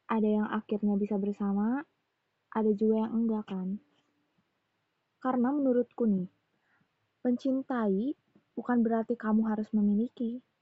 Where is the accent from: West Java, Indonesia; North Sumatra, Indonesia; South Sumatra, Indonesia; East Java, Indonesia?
West Java, Indonesia; accent: Sundanese; logat bicara aku yang rada bukan rada Sunda, emang Sunda pisan gitu ya.